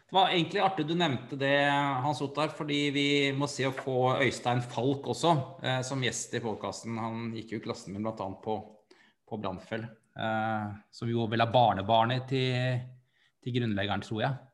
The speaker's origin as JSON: {"language": "Norwegian", "region": "Oslo", "country": "Norway", "tie": "born or raised there", "said": "jeg er oppvokst på Bratlekollen"}